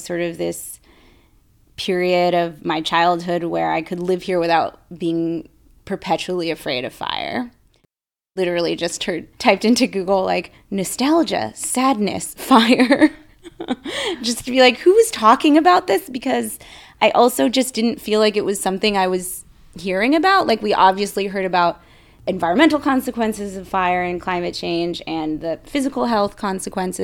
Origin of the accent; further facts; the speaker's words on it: Bay Area, California, United States; growing up in the Bay Area